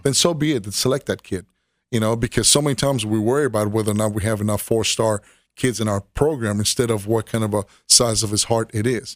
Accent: Miami, Florida, United States; now in Tennessee, United States; grew up in Miami, Florida

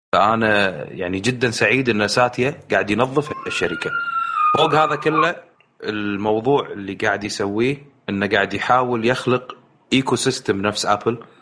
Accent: Kuwait; انا جاي من الكويت

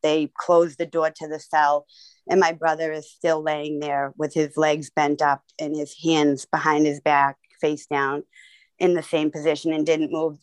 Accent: Boston, Massachusetts, United States; I'm from Boston

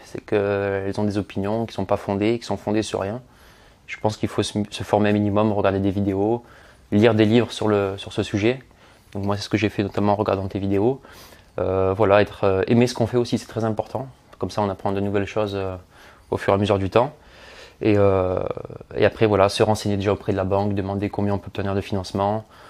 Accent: Marseille, Provence-Alpes-Côte d'Azur, France; je suis originaire de Marseille

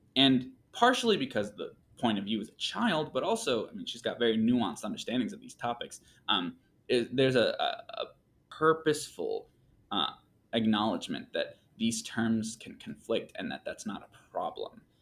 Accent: Michigan, United States; moved away as an adult; also born or lived in Mexico; now in Texas, United States; I moved from Michigan, which is where I spent pretty much my whole life

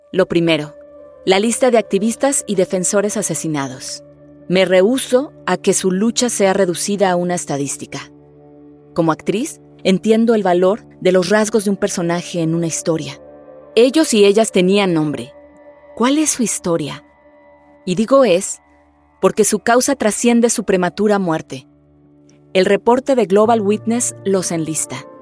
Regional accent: Mexico; soy actriz, pero sobre todo soy mexicana

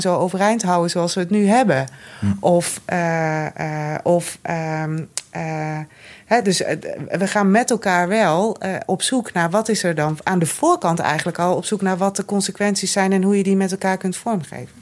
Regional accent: Noordoostpolder, Flevoland, Netherlands; Ik kom uit de Noordoostpolder.

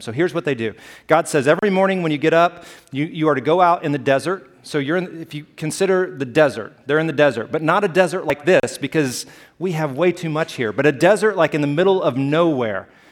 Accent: Alabama, United States; moved away; I grew up in Alabama

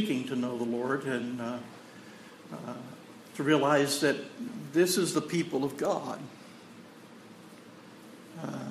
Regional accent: Texas, United States; I'm from Texas, and that's the way I talk

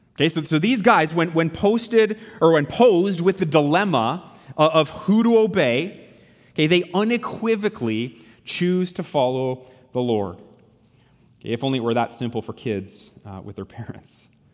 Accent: Canada; as Canadian Christians

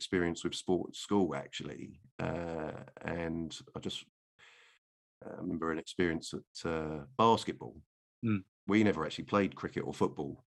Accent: the North, England, United Kingdom; born or raised there

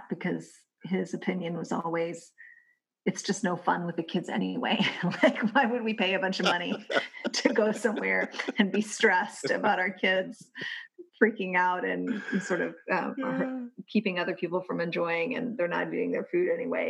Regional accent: Kentucky, United States; my home state of Kentucky

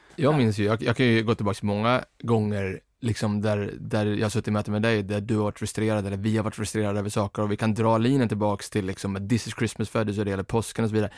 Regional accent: Stockholm, Stockholm County, Sweden; jag får tala för, som en stockholmare

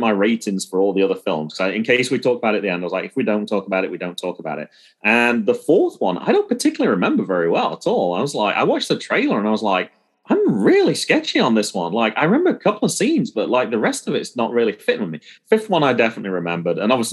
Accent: England, United Kingdom; I'm from England

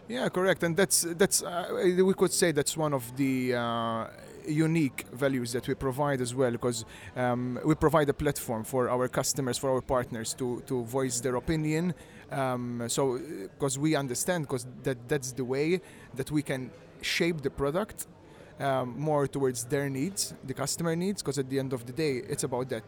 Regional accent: Malta; I am from Malta, yeah, born and raised, all here

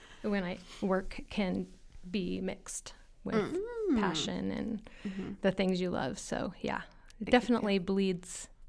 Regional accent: Lincoln, Nebraska, United States; I grew up in Lincoln, Nebraska.

